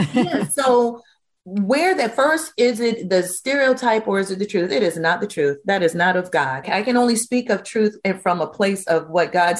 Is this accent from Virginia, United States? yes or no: yes; Virginia, United States; growing up in Virginia in the Baptist tradition